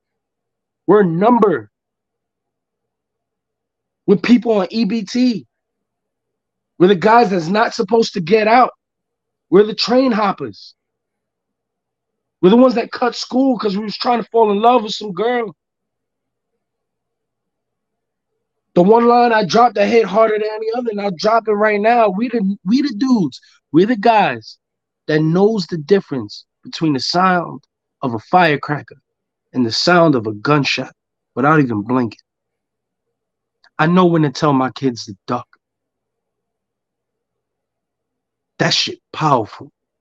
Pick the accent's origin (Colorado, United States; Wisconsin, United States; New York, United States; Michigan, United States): New York, United States; New York City; I'm from Spanish Harlem